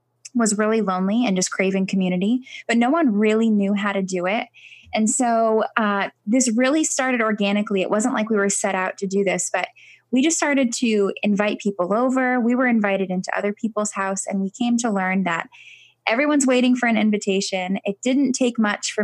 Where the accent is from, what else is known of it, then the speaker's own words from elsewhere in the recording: Connecticut, United States; We're from Connecticut.